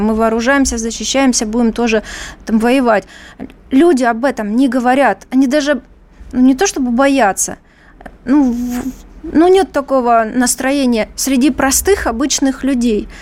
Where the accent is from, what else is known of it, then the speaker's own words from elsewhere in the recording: Donbas, Ukraine; now in Moscow, Russia; Я родилась на Донбассе